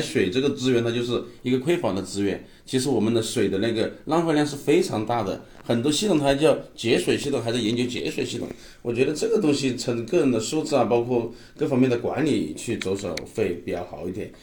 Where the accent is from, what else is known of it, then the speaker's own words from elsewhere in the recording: southern China, China; 我们是南方人